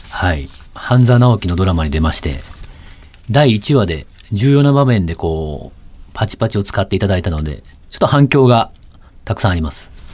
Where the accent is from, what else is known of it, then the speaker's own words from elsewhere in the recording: Osaka, Japan; moved away as an adult; now in Tokyo, Japan; 実は僕も大阪なんですよ